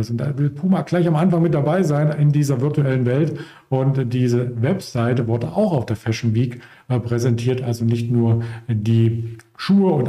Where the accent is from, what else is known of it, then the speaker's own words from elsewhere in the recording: Potsdam, Brandenburg, Germany; ich zum Beispiel kannte es ähm, nicht als Potsdamer, als Berliner.